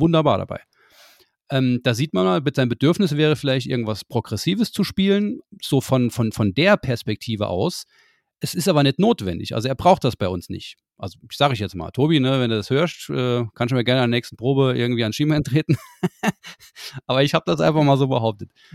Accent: Saarland, Germany; wir als Saarländer

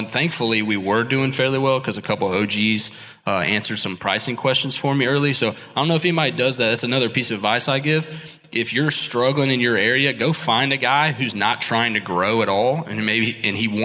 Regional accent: Columbia, South Carolina, United States; I am from Columbia, South Carolina

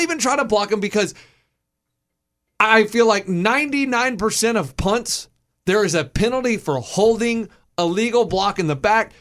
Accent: Texas, United States; we grew up in Texas

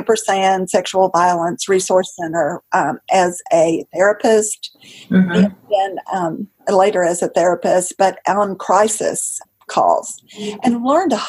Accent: the South, United States; I grew up in the South

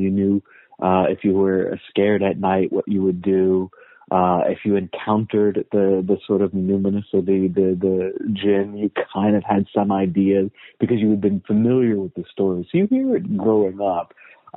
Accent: United States; I was born and raised in the United States. My family is all Afghan.

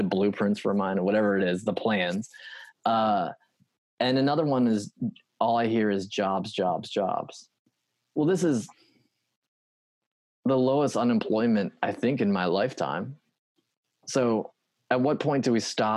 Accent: United States; I grew up on the Potomac River

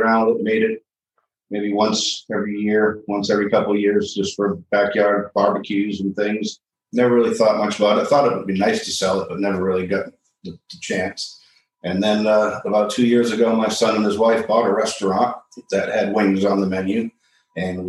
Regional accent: Massachusetts, United States; moved away as an adult; now in Wilmington, United States; I was actually born and raised in Massachusetts and moved to North Carolina about 20 years ago, and I've been in Wilmington for 8.

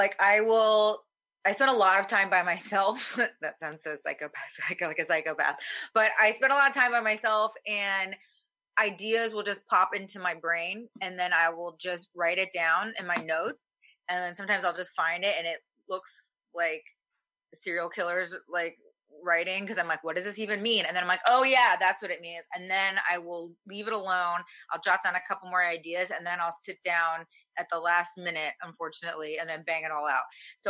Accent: the South, United States; a lot of my stuff is about my, where I was raised in the South with like a Korean mom

